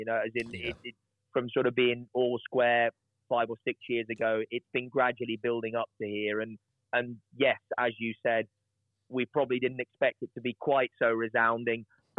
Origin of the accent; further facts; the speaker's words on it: United Kingdom; I'm British